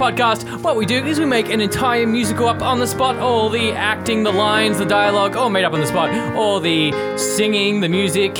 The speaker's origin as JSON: {"language": "English", "town": "Perth", "region": "Western Australia", "country": "Australia", "moved": "yes", "said": "I'm from Perth and I haven't been back there in so long"}